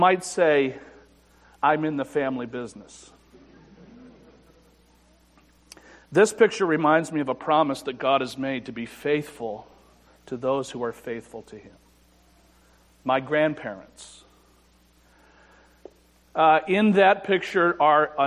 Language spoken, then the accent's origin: English; Afton, New York, United States; I was brought up in the First Baptist Church in Afton, New York.